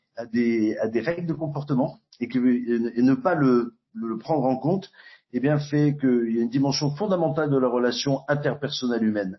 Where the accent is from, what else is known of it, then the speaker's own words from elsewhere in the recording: Nouvelle-Aquitaine, France; ma région d'origine en Aquitaine